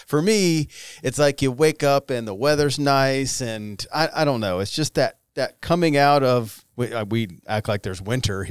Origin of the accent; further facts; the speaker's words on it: the South, United States; I grew up in the South